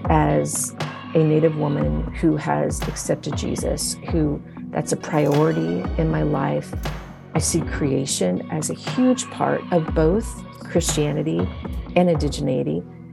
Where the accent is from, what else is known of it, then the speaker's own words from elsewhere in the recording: New Mexico, United States; also born or lived in Nevada / Oklahoma / Kansas / Texas; So I grew up in Nevada and primarily in New Mexico and also through Oklahoma to Kansas and then also in Texas.